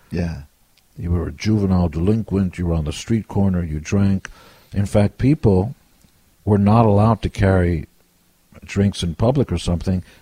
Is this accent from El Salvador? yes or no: no; Israel; now in United States; And I wasn't born in America. I came from Israel